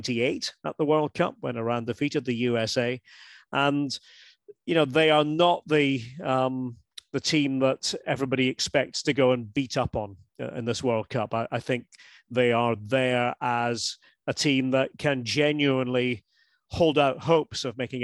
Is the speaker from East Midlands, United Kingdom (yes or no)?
no; Scotland, United Kingdom; as a Scot